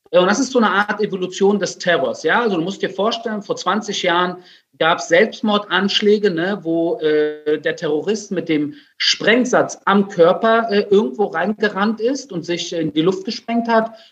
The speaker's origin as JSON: {"language": "German", "country": "Germany", "tie": "born or raised there", "moved": "as an adult", "lives_now": "Israel", "said": "weil ich bin ja auch Deutscher und bin in Deutschland aufgewachsen, geboren und aufgewachsen und jetzt mittlerweile fast die Hälfte des Lebens in Israel."}